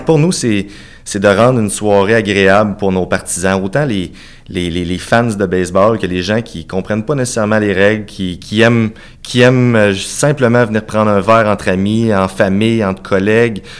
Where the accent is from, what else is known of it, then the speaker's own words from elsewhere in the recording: Cap-Saint-Ignace, Quebec, Canada; also born or lived in Saint-Jean-Chrysostome, Lévis; Moi, je suis né à Cap-Saint-Ignace, tout près de Montmagny.